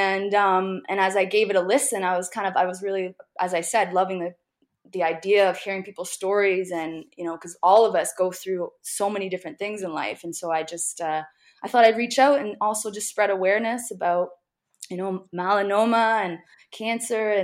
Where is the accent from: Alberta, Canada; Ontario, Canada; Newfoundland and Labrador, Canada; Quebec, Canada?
Ontario, Canada; Hamilton; also born or lived in Nova Scotia / Toronto; grew up in Hamilton, Ontario. I now live in Toronto